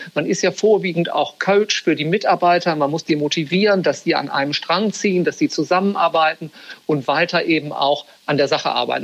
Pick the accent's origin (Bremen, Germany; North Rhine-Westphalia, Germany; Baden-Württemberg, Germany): Bremen, Germany; moved away as an adult; also born or lived in Frankfurt; now in London, United Kingdom; Ich bin gebürtiger Bremer, also aus Norddeutschland